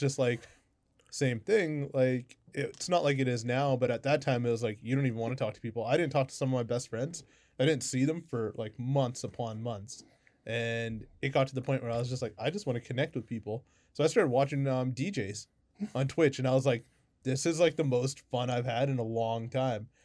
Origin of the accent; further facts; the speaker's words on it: Kamloops, British Columbia, Canada; I'm from Kamloops